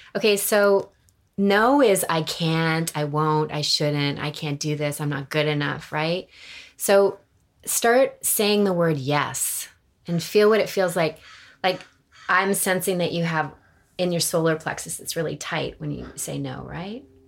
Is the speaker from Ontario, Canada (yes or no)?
yes; Toronto, Ontario, Canada; moved away as an adult; now in Los Angeles, United States; I'm from Toronto, Canada